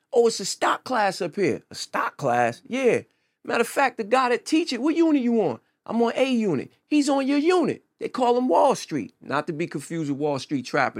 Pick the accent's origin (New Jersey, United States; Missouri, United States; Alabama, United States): New Jersey, United States; also born or lived in Chicago / Pittsburgh; I'm from Jersey